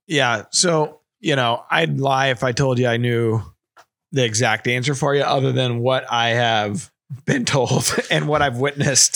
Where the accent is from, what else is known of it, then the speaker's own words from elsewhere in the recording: Bloomsdale, Missouri, United States; We're from Bloomsdale